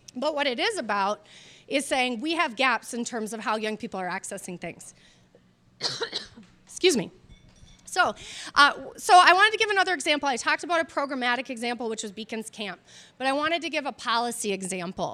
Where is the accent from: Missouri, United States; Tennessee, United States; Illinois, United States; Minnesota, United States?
Minnesota, United States; Minneapolis; my experience growing up in South Minneapolis